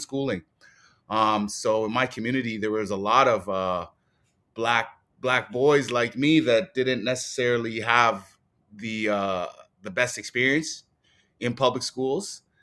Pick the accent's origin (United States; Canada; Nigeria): Canada; Toronto, Ontario; as a Black male growing up in Scarborough